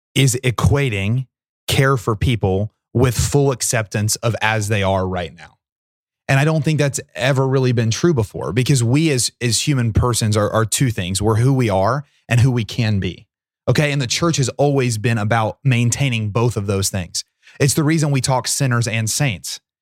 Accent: Portsmouth, Ohio, United States; Portsmouth's my hometown

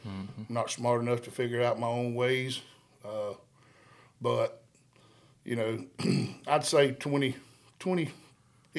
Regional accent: Savannah, Georgia, United States; moved away as an adult; also born or lived in Hazlehurst; now in Uvalde, United States; born and raised in Savannah, Georgia.

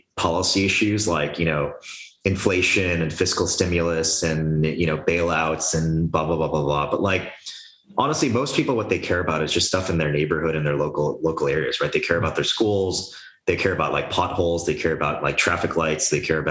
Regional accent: United States; I was born in the United States, but my parents had immigrated here, you know, from South Korea

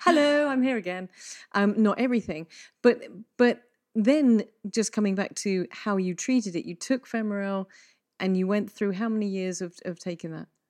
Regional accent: England, United Kingdom; we're both English

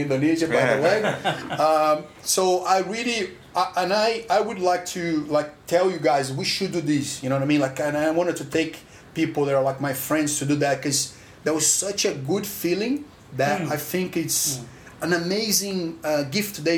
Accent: Brazil; now in Australia; I come from Brazil

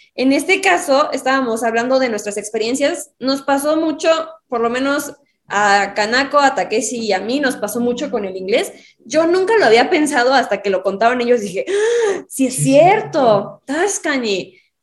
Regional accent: Mexico; soy de México

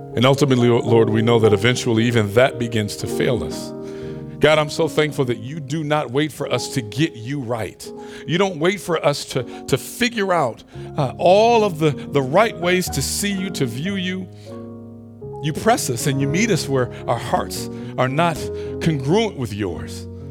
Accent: Detroit, Michigan, United States; moved away; my hometown of Detroit

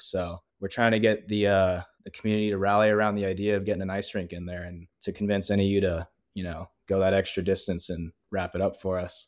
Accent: Southern California, United States; moved away as an adult; now in Flagstaff, United States; I grew up playing in Southern California.

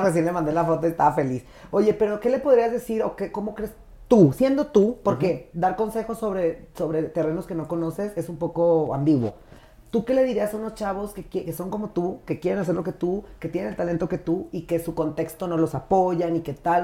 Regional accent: Jiménez, Chihuahua, Mexico; also born or lived in Torreón, Coahuila; yo nací en Torreón, pero crecí en Jiménez

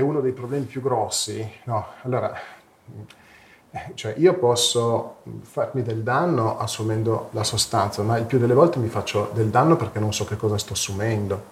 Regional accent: Fossano, Piedmont, Italy; siamo di Fossano

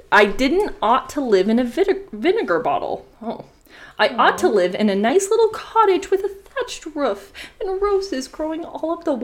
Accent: United States; But I'm American

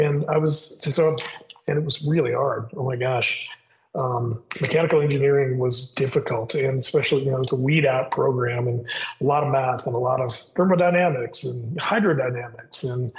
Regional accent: Midwest, United States; But I grew up in the Midwest.

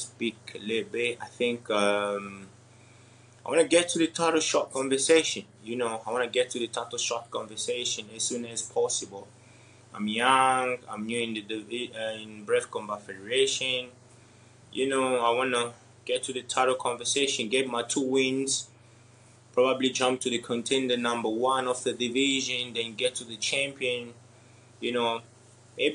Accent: DR Congo; I'm from Africa, you know, and then DRC Congo

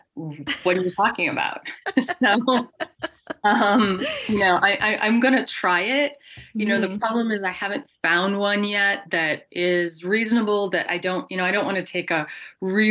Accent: United States; I am an American

